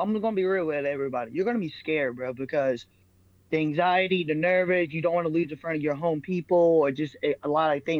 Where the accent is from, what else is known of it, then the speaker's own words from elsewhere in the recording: Middletown, Ohio, United States; getting that win in front of my hometown people, bro, because Middletown to Dayton, Ohio, it's not that far